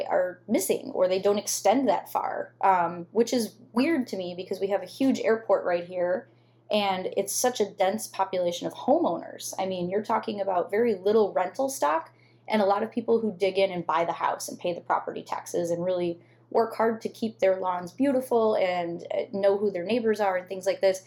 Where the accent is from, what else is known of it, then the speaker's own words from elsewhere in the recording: Southwest suburbs of Chicago, Illinois, United States; moved away as an adult; also born or lived in McKinley Park, Chicago / Archer Heights, Chicago; now in Chicago, United States; before that, I was from the Southwest suburbs